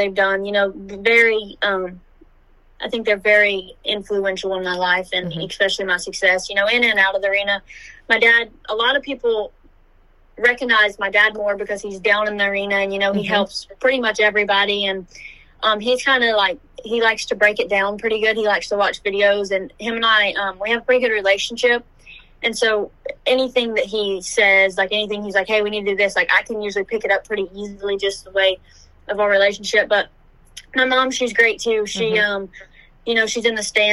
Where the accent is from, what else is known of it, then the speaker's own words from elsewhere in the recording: Iowa, Louisiana, United States; I'm from Iowa, Louisiana, born and raised